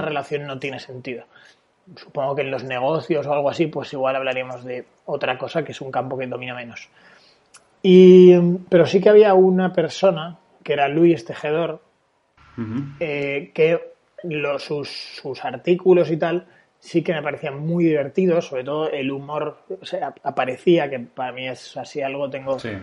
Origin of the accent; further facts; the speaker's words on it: Valencia, Valencian Community, Spain; yo eh, nací en Valencia